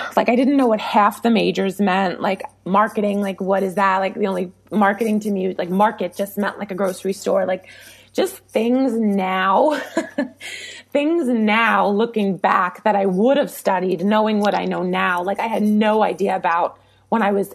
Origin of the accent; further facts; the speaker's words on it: New York, United States; I'm from New York and it happened, you know, 40 minutes away from where I went to school and where we lived